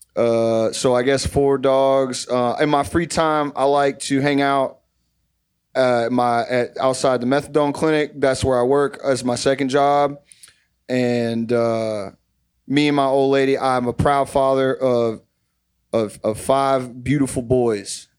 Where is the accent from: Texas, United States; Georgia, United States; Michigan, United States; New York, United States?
Texas, United States; now in Ohio, United States; I'm from Viter, Texas. I moved to Ohio about twenty-eight years ago